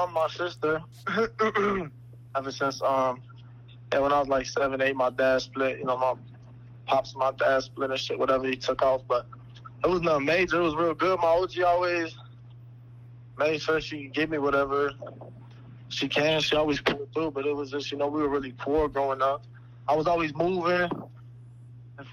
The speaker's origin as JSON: {"language": "English", "town": "Chicago", "region": "Illinois", "country": "United States", "said": "I'm from Chicago"}